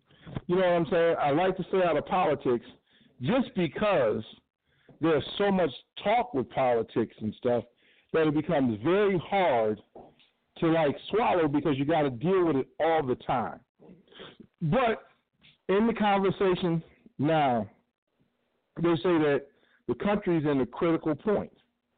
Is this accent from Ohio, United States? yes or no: yes; Cleveland, Ohio, United States; also born or lived in Chicago / Washington DC / New York; I hail from Cleveland by way of Chi-Town, by way of Chocolate City, by way of many boroughs, Brooklyn, Queens, Harlem.